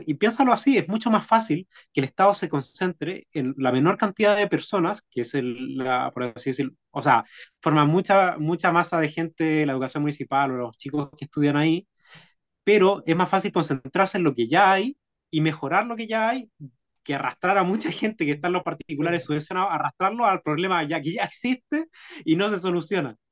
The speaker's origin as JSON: {"language": "Spanish", "country": "Chile", "said": "los bajos sueldos que recibimos como chilenos"}